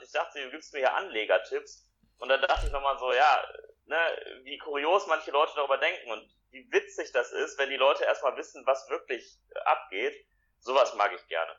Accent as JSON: {"language": "German", "town": "Essen", "region": "North Rhine-Westphalia", "country": "Germany", "said": "Ich komme aus Essen"}